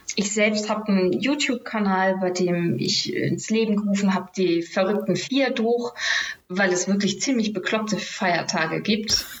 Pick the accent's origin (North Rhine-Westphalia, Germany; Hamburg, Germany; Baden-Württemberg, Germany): Hamburg, Germany; gebürtige Hamburgerin.